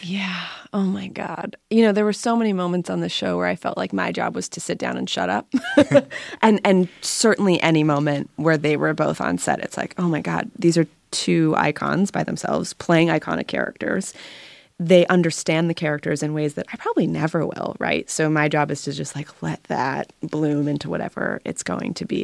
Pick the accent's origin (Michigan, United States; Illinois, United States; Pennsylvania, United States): Pennsylvania, United States; Pittsburgh; I grew up in Pittsburgh